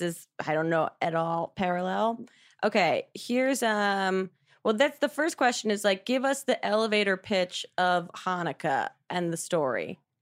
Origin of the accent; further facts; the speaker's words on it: New Jersey, United States; now in New York, United States; South Jersey